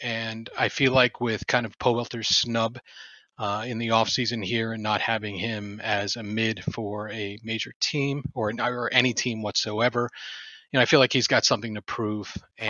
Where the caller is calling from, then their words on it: Detroit, Michigan, United States; Detroit, Michigan.